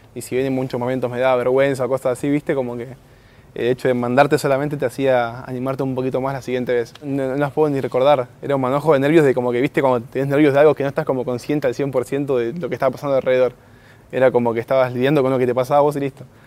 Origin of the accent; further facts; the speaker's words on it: Morón, Buenos Aires Province, Argentina; Yo vengo de Morón, barrio Texadar, que sería como en el fondo, un poquito más atrás ya pasa de ciudad, así que es en el fondo fondo